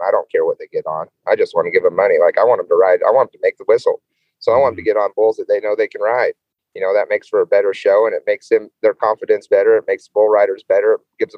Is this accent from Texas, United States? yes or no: no; Brush, Colorado, United States; now in Bennett, United States; Brush was my hometown. That's where I grew up. And now I live in Bennett.